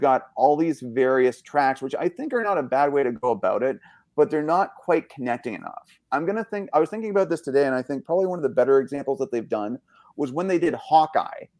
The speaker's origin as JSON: {"language": "English", "country": "Canada", "said": "so being Canadian"}